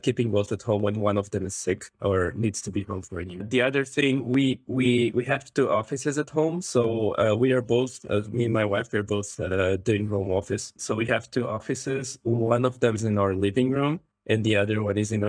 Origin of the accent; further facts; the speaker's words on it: Macau; moved away; I grew up in Macau, so I always enjoyed the Asian culture